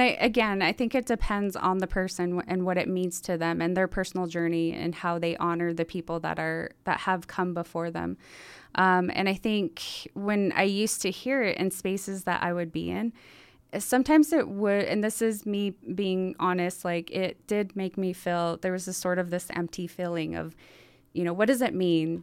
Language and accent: English; Montezuma Creek, Utah, United States; now in Salt Lake Valley, United States; I come from San Juan County, a small place called Montezuma Creek, Utah